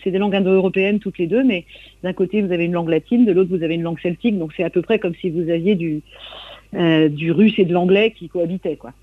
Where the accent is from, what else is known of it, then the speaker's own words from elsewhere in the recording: coastal Trégor, Brittany, France; je viens du Trégor côtier